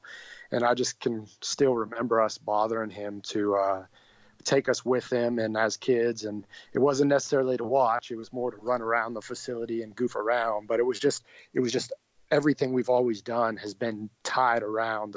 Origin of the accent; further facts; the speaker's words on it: Erie, Pennsylvania, United States; I'm from Erie, Pennsylvania, which is in the top northwest part of the state